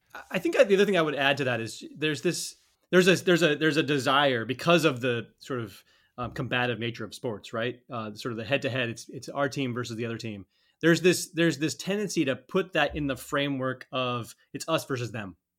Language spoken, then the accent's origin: English; Colorado, United States; I grew up in Colorado